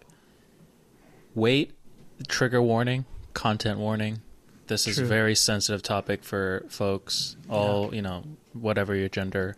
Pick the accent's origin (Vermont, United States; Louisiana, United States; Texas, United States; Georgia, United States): Georgia, United States; also born or lived in Hawaii; when we moved to Georgia from Hawaii when I was 7